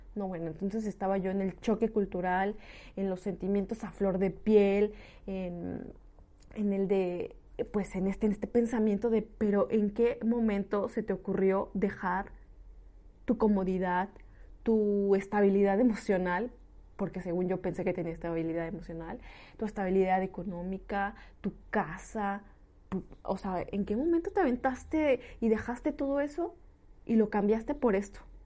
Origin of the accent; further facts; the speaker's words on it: Mexico; moved away as an adult; now in Lyon, France; soy una mexicana que tomó esta decisión hace dos años, dejó su país